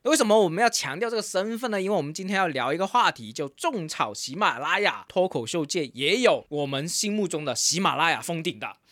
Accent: Guangdong, China; Robin 跟我都是一个广东人嘛

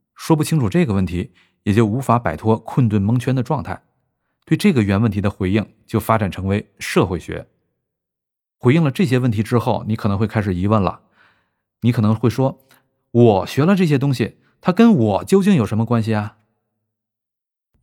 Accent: China; 我们作为中国人

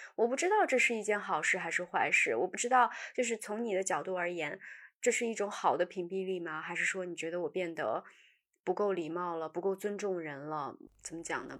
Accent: northern China, China; moved away; 小的时候在北方

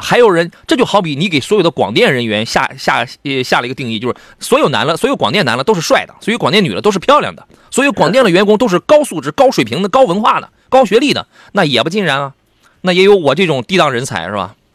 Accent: Qingdao, Shandong, China; now in Jinan, China; 因为那是我的家乡

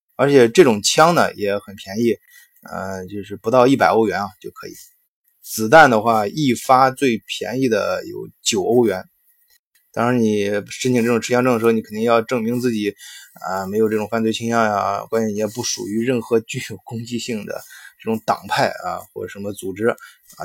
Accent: China; 我们中国人

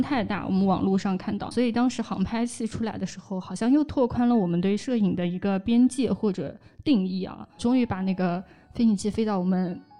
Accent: Hangzhou, Zhejiang, China; 我们从小在杭州

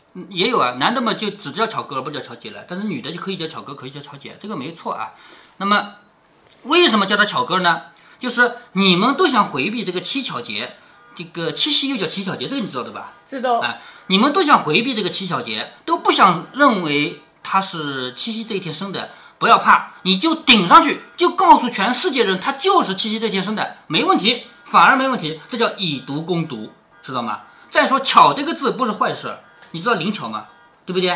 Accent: Changzhou, Jiangsu, China; accent: Changzhou dialect; 咱们常州话念羹啊，咱们这儿吃的就是羹米啊

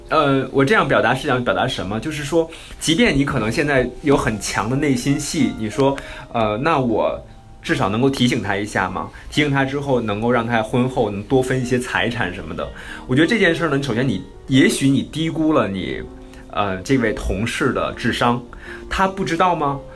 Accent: China; 我们中国人

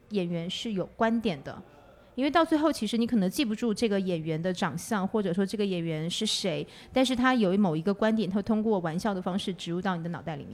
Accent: Northeast China, China; now in Xiamen, China; 我是东北人

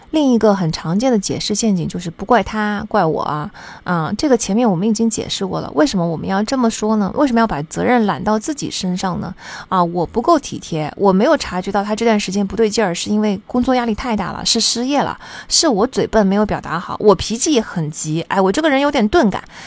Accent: China; 我们中国人总是在乎努力、勤奋

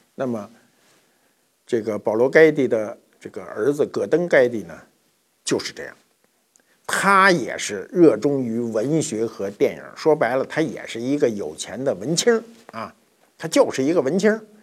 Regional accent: China; 我们中国人

